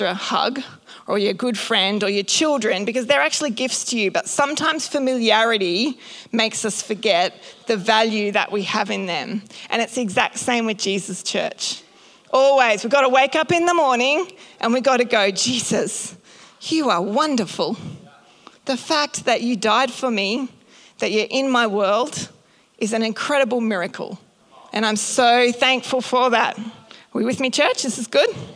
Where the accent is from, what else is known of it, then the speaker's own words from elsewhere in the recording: North Queensland, Australia; I grew up in North Queensland, so I've had the blessing of going to the Great Barrier Reef many times